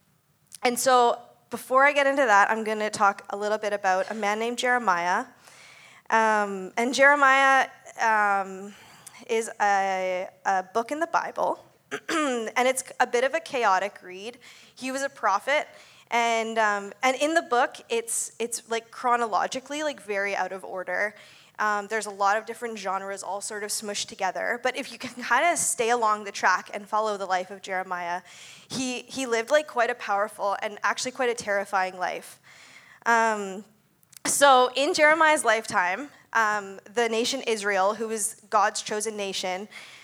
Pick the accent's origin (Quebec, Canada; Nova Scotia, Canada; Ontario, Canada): Ontario, Canada; moved away as an adult; also born or lived in Abbotsford / Surrey; I grew up in Ontario, and I moved out here when I was 18